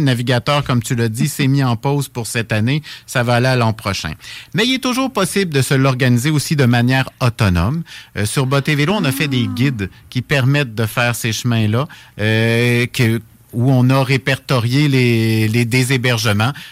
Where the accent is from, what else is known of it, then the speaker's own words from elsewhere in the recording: Laurentides, Quebec, Canada; je suis originaire de la région des Laurentides